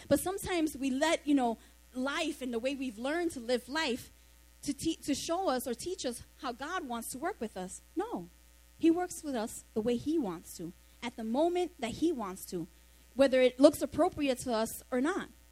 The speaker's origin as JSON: {"language": "English", "town": "New York City", "region": "New York", "country": "United States", "tie": "born or raised there", "said": "I grew up in the Monroe Projects, Soundview and Lafayette, not too far from here."}